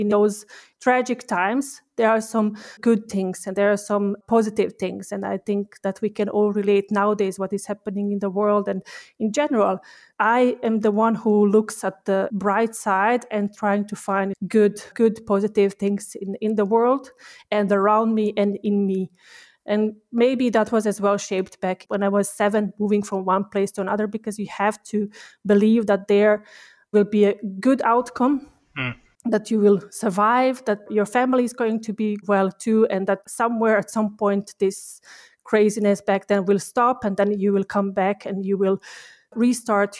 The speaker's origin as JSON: {"language": "English", "country": "Bosnia & Herzegovina", "tie": "born or raised there", "also_born_or_lived": "Sarajevo", "moved": "as an adult", "lives_now": "Austria", "said": "my husband and I, we grew up in, both of us, we grew up in Bosnia and Herzegovina."}